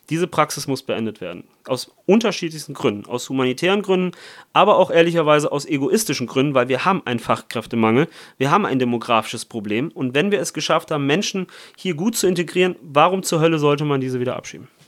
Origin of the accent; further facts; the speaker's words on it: Italy; ich komme aus Italien, meine Stiefmutter kommt aus Brasilien, spricht, ich spreche Italienisch, Portugiesisch und Deutsch.